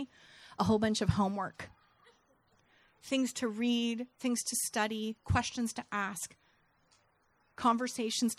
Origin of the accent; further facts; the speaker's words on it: Santa Rosa, California, United States; my hometown and did again 1 year ago in Santa Rosa